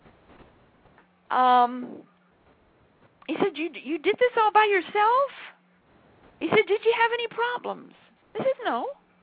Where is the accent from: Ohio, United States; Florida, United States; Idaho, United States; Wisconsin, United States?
Idaho, United States; southern; now in Charlottesville, United States; I come from the reclaimed deserts of southern Idaho.